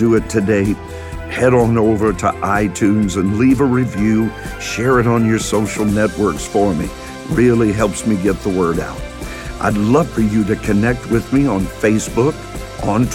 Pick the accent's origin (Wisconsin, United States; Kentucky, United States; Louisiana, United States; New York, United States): Kentucky, United States; I'm from Kentucky